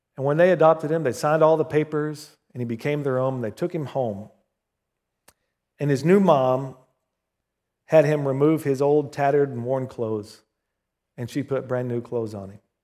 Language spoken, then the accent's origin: English; Southern Oklahoma, United States; When I was growing up in Southern Oklahoma, our little country church called Victory Chapel